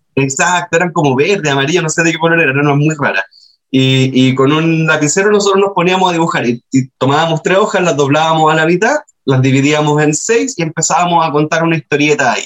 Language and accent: Spanish; Antofagasta, Chile; also born or lived in Cerro Moreno; yo crecí en Antofagasta